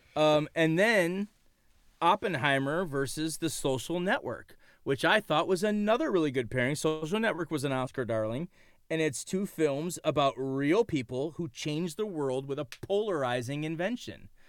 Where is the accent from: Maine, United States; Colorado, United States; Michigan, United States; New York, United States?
Michigan, United States; Detroit; we are from Detroit